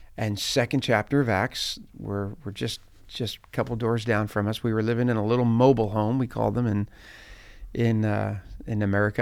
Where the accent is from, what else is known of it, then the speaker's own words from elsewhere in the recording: just outside Philadelphia, New Jersey, United States; I grew up just outside of Philadelphia. So, uh, South Jersey, we would call that, like, uh, New Jersey